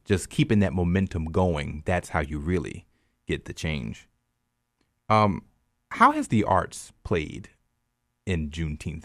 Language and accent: English; South Louisiana, United States; moved away as an adult; also born or lived in Texas; growing up in South Louisiana, we didn't learn about it in school